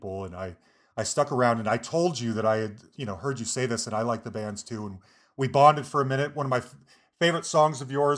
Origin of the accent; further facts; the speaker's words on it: Salt Lake City, Utah, United States; I'm from Salt Lake City